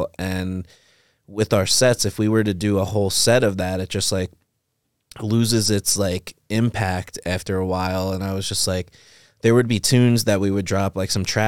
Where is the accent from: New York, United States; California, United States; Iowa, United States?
New York, United States; Long Island; We grew up in New York, Long Island, and just normal white suburbia